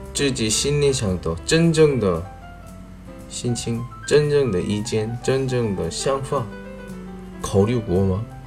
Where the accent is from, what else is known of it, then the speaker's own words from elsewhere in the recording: South Korea; moved away; 我是来自韩国外教